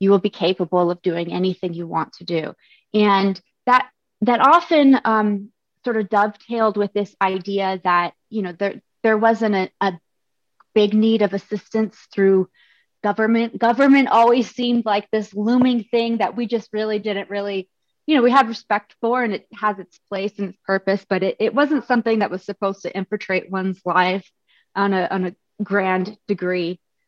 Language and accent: English; Japan; born there; also born or lived in Arizona; I was born in Japan